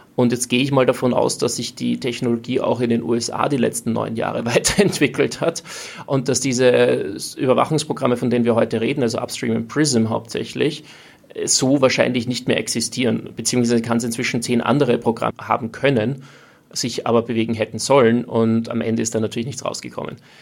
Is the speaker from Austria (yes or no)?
yes; Austria